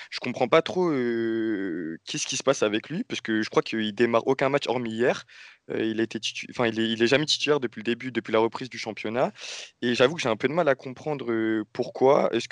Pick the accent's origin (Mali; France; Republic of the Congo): France; Marseille, Provence-Alpes-Côte d'Azur; moi, je suis bien placé en tant que Marseillais pour, le dire